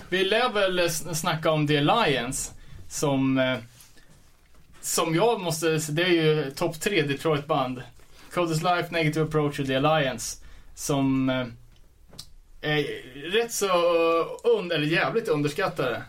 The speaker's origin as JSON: {"language": "Swedish", "country": "Sweden"}